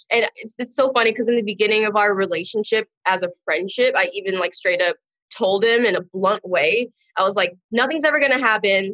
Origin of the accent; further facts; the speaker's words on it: Long Beach, California, United States; I'm from Long Beach, California. Um, I was born there. I went to college there. Pretty much grew up there my whole life.